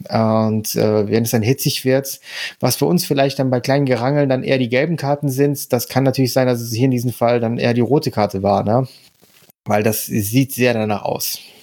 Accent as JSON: {"language": "German", "country": "Germany", "said": "für uns jetzt als Deutsche"}